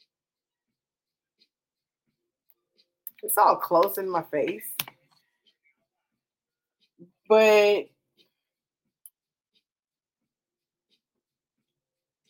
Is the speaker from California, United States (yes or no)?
yes; the Bay Area, California, United States; We're from the Bay